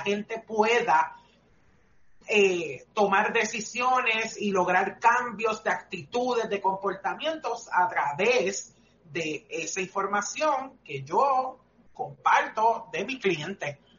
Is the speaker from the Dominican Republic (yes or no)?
no; Puerto Rico; nuestra cultura como puertorriqueños